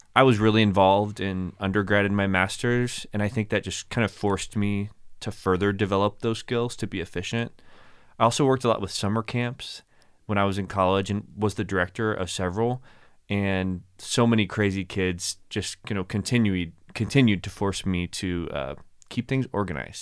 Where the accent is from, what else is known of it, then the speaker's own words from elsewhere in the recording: Plano, Texas, United States; moved away as an adult; also born or lived in Abilene, Texas / Kentucky; now in Las Vegas, United States; Born and raised in Dallas, Texas. Technically Plano, Texas